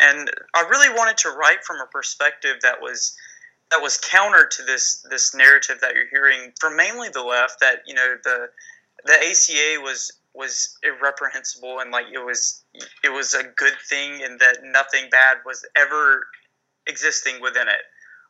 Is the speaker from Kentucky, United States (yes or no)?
no; Alabama, United States; accent: southern; as she said. I'm from Alabama, you know, the deep red south.